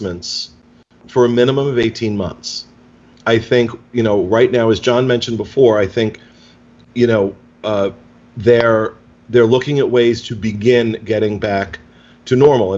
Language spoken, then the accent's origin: English; United States; living in the United States, about being an American